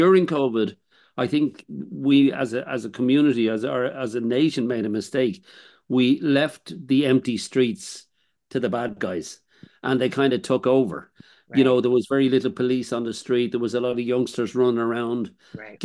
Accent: Dublin, Leinster, Ireland; also born or lived in Greystones, Ireland; I'm from Ballymun

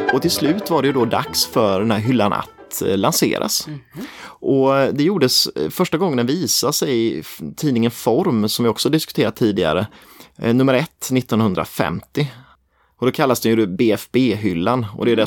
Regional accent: near Tenhult, Småland, Jönköping County, Sweden; Tenhult är jäkligt nära där jag kommer ifrån.

